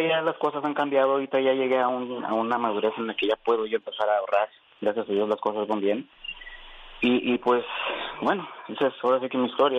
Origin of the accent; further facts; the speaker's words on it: Durango, Mexico; moved away as an adult; now in Utah, United States; de acá de Utah soy de Durango